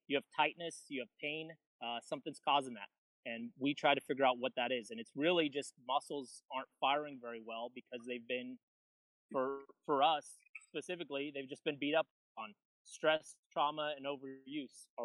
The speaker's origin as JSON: {"language": "English", "region": "California", "country": "United States", "said": "I'm a Californian, you know, we have a big vocabulary out here"}